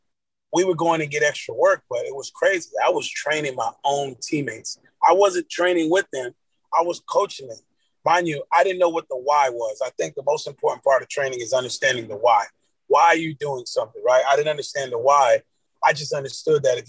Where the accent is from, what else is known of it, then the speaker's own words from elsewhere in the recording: Miami Gardens, Florida, United States; also born or lived in Cooper City, Florida; I grew up in Carroll City